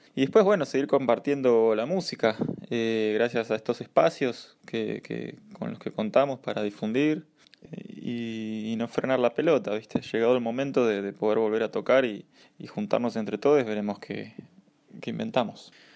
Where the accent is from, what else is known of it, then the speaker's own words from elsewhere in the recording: Pergamino, Buenos Aires Province, Argentina; now in Buenos Aires, Argentina; soy nacido en Pergamino, estoy viviendo actualmente en Capital, provincia de Buenos Aires.